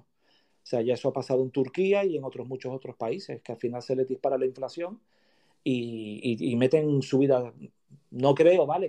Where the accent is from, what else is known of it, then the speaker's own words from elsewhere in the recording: Canary Islands, Spain; also born or lived in Madrid; después ya yo decidí venirme para mi tierra, para Canarias